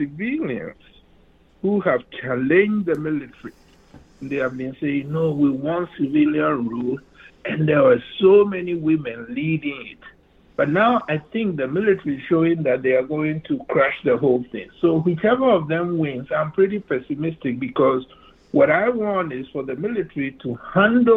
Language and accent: English; Ghana; moved away as an adult; now in United States; When I was born in Ghana, Ghana was the Gold Coast